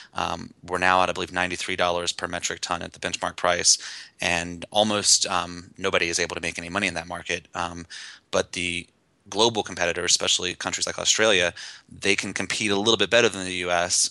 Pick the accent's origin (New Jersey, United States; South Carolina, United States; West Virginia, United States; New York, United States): West Virginia, United States; I grew up in West Virginia, not in the coal fields